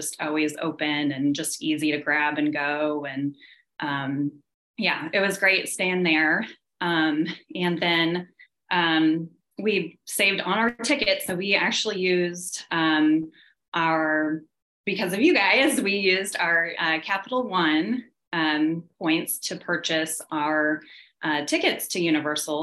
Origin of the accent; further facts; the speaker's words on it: Kansas City, United States; we're from Kansas City